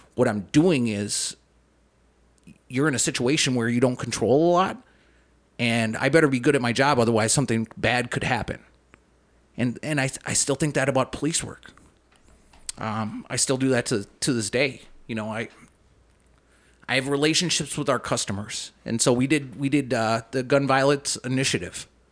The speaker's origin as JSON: {"language": "English", "town": "Saint Paul", "region": "Minnesota", "country": "United States", "tie": "born or raised there", "also_born_or_lived": "Bloomington, Minnesota", "said": "I grew up in, I grew up in Saint Paul. Um, we moved to Saint Paul when I was in, like, fourth grade from, like, Bloomington"}